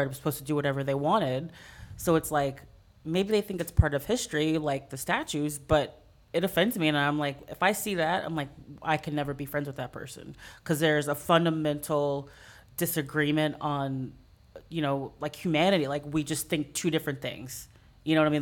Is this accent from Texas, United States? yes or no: yes; San Antonio, Texas, United States; moved away as an adult; also born or lived in Chicago; now in New Orleans, United States; I grew up mostly in San Antonio